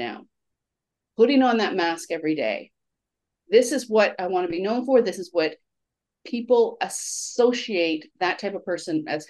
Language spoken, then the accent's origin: English; Canada; as a Canadian